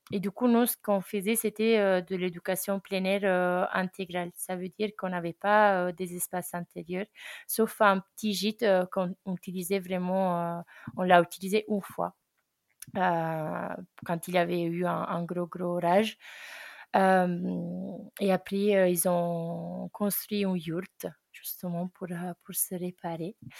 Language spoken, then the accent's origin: French; Italy; French is a second language; moved away as an adult; also born or lived in Ardèche, France; now in France; je suis italienne et ça fait un an que j'habite en France, plus précisément en Ardèche